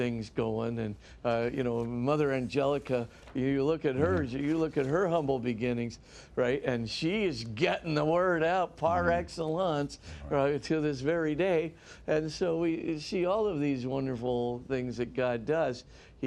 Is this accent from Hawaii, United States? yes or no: yes; Honolulu, Hawaii, United States; a nice Punahou education and growing up in Honolulu